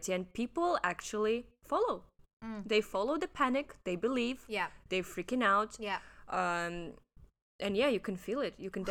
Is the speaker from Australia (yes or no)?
no; Russia; now in Hong Kong; I'm from Russia